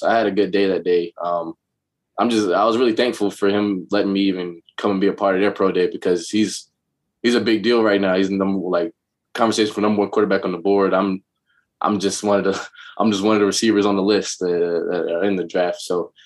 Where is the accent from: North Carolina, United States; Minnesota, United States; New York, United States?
North Carolina, United States; Greensboro; moved away; I'm from Greensboro. It's, 45 minutes from Chapel Hill